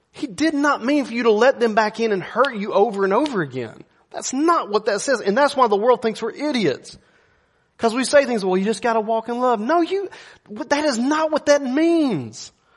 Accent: United States; I'm an American

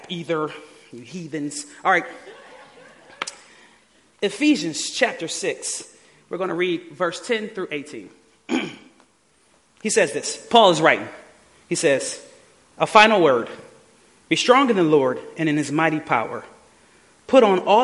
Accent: Detroit, Michigan, United States; I was born and raised in Detroit

